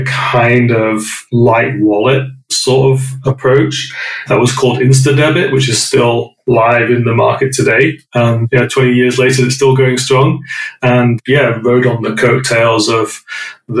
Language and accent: English; North West England, United Kingdom; moved away as an adult; now in London, United Kingdom; So I grew up in a small village in the northwest of England. Those that didn't recognize the accent, I'm British